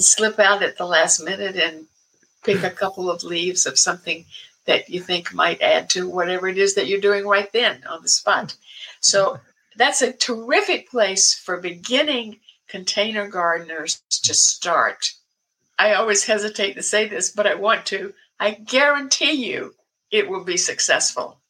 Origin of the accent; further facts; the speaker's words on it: American South, United States; now in Portland, United States; I was born and raised in the American South